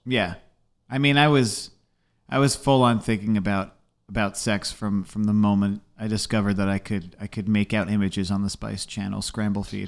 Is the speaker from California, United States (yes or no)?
no; Essex County, New Jersey, United States; I grew up in Essex